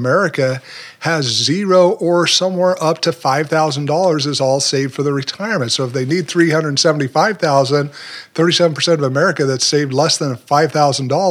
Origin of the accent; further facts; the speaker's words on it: Utah, United States; moved away as an adult; also born or lived in Puerto Rico; now in Memphis, United States; I was raised there, spent most of my life living in Utah